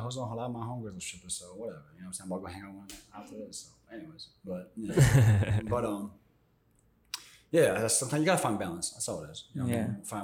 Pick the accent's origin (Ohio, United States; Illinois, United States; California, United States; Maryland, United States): Maryland, United States; also born or lived in Argentina; now in New York, United States; I grew up out in Maryland